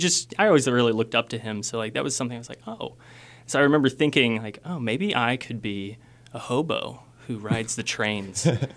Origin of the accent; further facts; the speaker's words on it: Omaha, Midwest, United States; also born or lived in Kansas City; I grew up in Kansas City in Omaha.